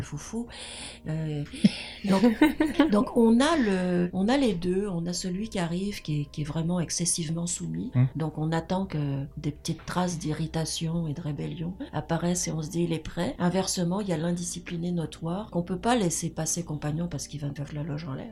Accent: France; moved away as an adult; also born or lived in Montreal, Canada; now in Gaspésie, Canada; quand j'ai quitté la France

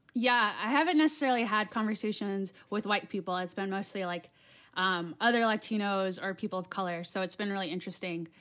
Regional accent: Yuma, Arizona, United States; also born or lived in Flagstaff, Arizona; I'm in Yuma. So, that's, like, on the southern part of Arizona, like, right in between, uh, Mexico and California. And that's where I'm from. So that's my hometown.

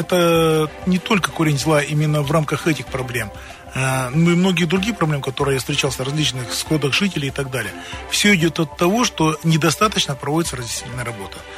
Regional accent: Krasnoyarsk, Krasnoyarsk Krai, Russia; Я сам коренной красноярец

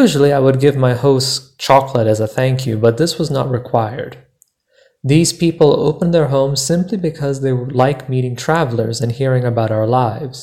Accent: United States; I am from the United States, but nearly half my extended family lives abroad

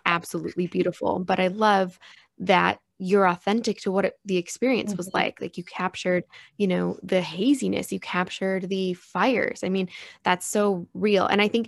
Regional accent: Chicago, Illinois, United States; now in San Diego, United States; because I too am a transplant to San Diego. I came from Chicago area, and the ocean was always calling to me since I was younger.

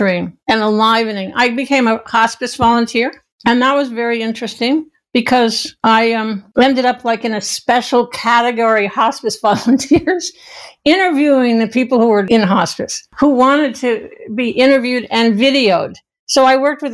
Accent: New York, United States; now in Ashland, United States; we were raised in New York

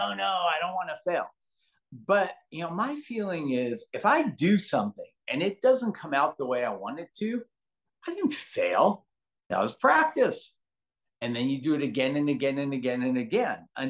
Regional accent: Los Angeles, California, United States; also born or lived in San Francisco, California / Lausanne, Switzerland; I actually grew up very, very humble beginnings in Granada Hills, California

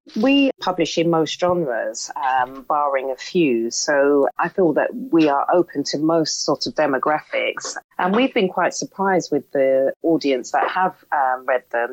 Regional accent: London, United Kingdom; also born or lived in Birmingham; we moved to London, and that's where my accent comes from, and that's where I was raised.

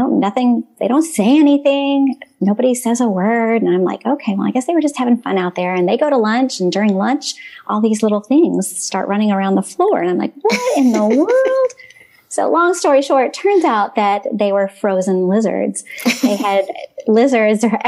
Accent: Dallas, Texas, United States; moved away as an adult; now in Clearwater, United States; I was actually born and raised in Dallas, Texas. So I am a native Texan by heart

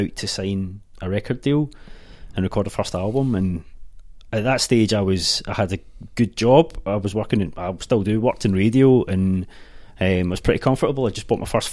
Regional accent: Ardrossan, Scotland, United Kingdom; Ayrshire, yeah. I'm from Ardrossan

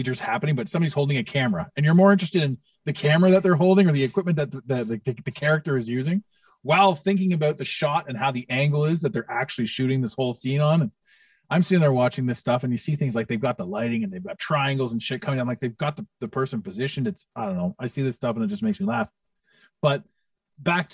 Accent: Toronto, Ontario, Canada; in Toronto, in my hometown

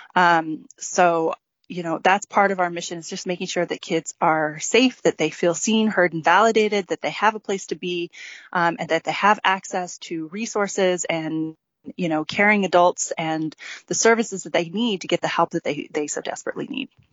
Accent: St. George, Utah, United States; moved away as an adult; also born or lived in Los Angeles; I grew up here in George, and I was wanting to move back here with my family

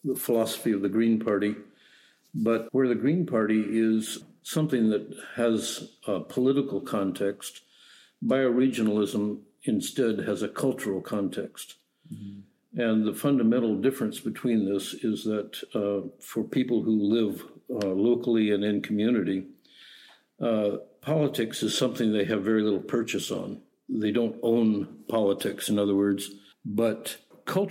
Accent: Alaska, United States; also born or lived in Sweden; now in Canada; growing up in Alaska

